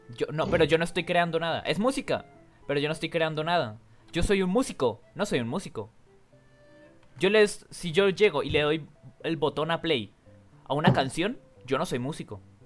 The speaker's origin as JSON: {"language": "Spanish", "country": "Colombia", "said": "yo soy de Colombia"}